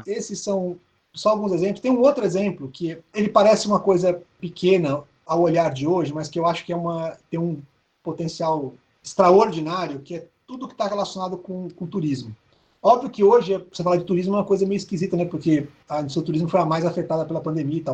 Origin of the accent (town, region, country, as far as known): Brazil